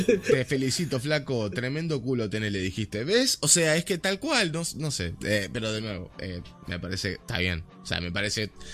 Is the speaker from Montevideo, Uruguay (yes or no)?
yes; Montevideo, Uruguay; yo me crié en Malvin Norte